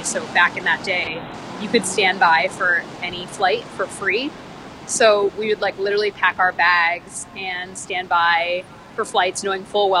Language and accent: English; United States; when I speak Hindi, it's like they can tell that I'm from America, even though I look Indian